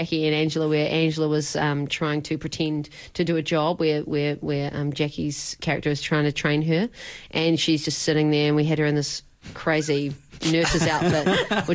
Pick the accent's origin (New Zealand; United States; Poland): New Zealand; born or raised there